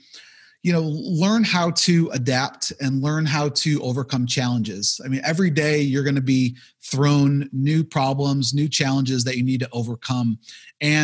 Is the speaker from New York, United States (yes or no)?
yes; Buffalo, New York, United States; I'm from Buffalo, New York